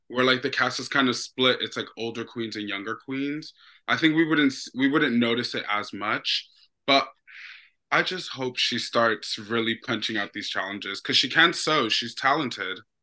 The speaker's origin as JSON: {"language": "English", "town": "New York City", "region": "New York", "country": "United States", "said": "I'm from Brooklyn, New York, Bushwick to be, um, exact"}